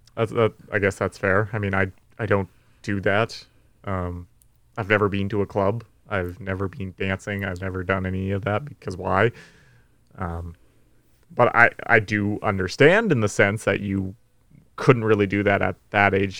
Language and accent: English; North Vancouver, British Columbia, Canada; I'm from North Van.